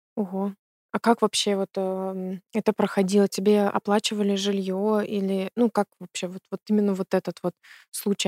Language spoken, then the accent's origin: Russian; Belarus; moved away as an adult; now in Germany; я из Беларуси тоже